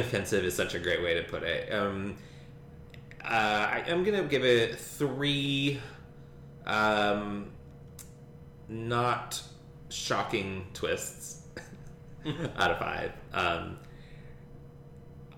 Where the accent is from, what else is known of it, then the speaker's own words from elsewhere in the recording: Kentucky, United States; I'm from Kentucky, so like, you say waft, I say waft